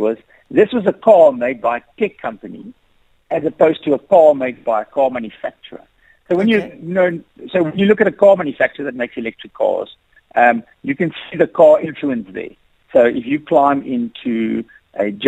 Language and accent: English; South Africa; I am South African